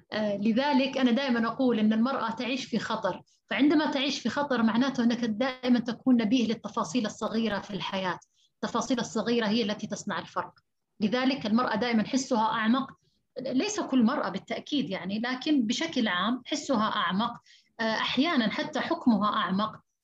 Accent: Saudi Arabia; فإحنا عندنا في السعودية

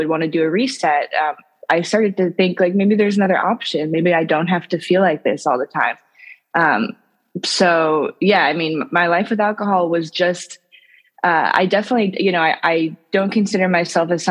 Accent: St. Louis, Missouri, United States; now in Albany, United States; I live in New York now, but I'm actually originally from St. Louis, Missouri, so the middle of the U.S.

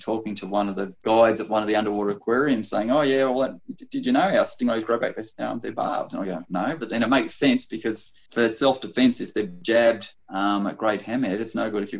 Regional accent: Sydney, New South Wales, Australia; I grew up in Sydney

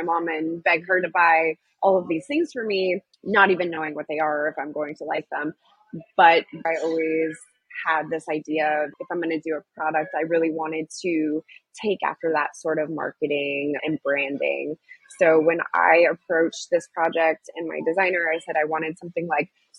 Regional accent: San Diego, California, United States; moved away as an adult; also born or lived in San Francisco; I'm from San Diego area

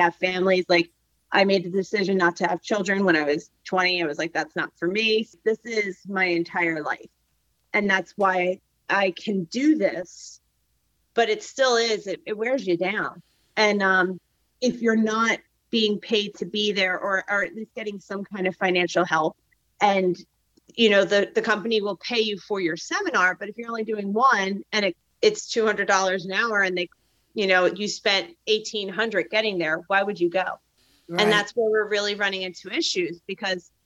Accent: Philadelphia, Pennsylvania, United States; I'm from the Mid-Atlantic. So like, I'm from Philly.

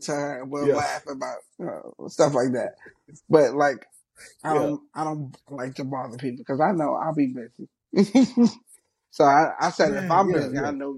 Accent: New York City, New York, United States; I'm from Brooklyn

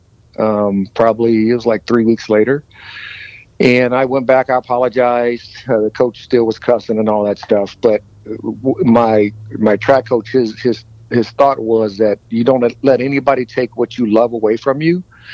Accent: Fort Wayne, Indiana, United States; I was born and raised in a biracial family growing up in Indiana back in the 60s and 70s

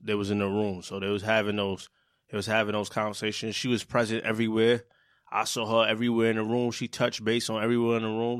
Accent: New York City, New York, United States; I'm from Brooklyn

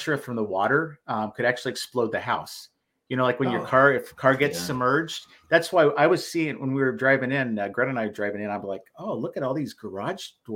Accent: Forest Lake, Minnesota, United States; my hometown, or my Forest Lake here

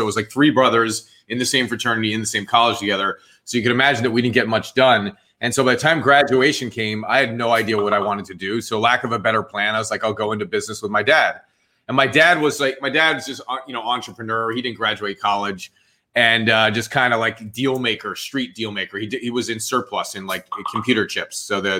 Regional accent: Point Pleasant, New Jersey, United States; accent: Jersey; moved away as an adult; also born or lived in Short Hills, New Jersey / Florida; I was born in New Jersey, man. I'm a Jersey guy. Short Hills, New Jersey, and then grew up part of the time in Point Pleasant, Jersey Shore.

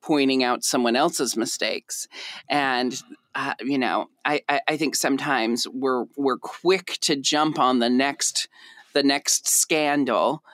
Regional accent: Portland, Oregon, United States; moved away as an adult; I always knew I was going to move back to Portland, Oregon someday.

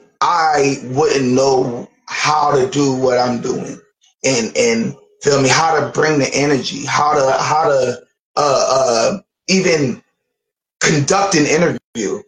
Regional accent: Philadelphia, Pennsylvania, United States; I moved up Southwest Philadelphia when I was 6 years old from South Philly

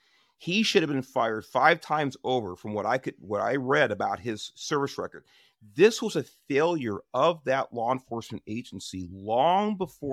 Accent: Watts, California, United States; One as a child growing up in Watts, and two as a California Highway Patrol officer.

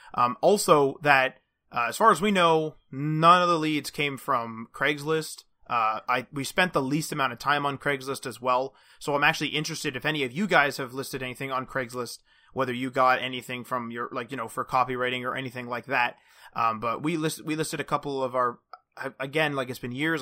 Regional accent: Canada; as we're Canadian

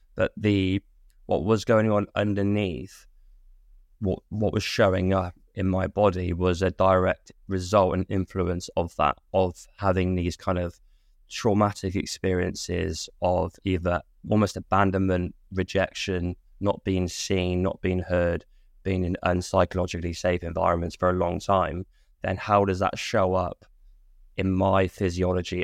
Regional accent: Hereford, West Midlands, United Kingdom; I was from Hereford. It was quite a small place.

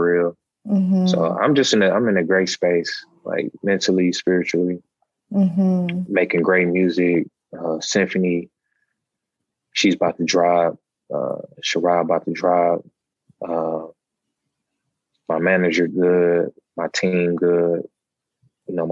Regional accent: Milwaukee, Wisconsin, United States; born or raised there

